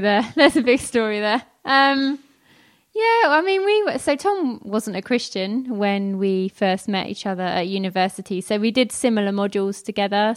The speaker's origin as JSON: {"language": "English", "region": "London", "country": "United Kingdom", "tie": "born or raised there", "said": "I grew up in North London, which some of you might be able to tell from some of my accent occasionally. I don't pronounce my T and H's"}